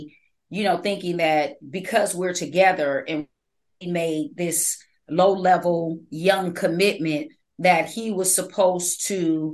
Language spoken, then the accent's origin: English; California, United States; I was born in California